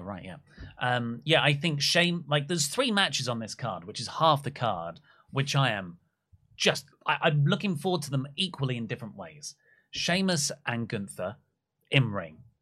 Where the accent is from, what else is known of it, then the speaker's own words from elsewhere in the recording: Wales, United Kingdom; My home country of Wales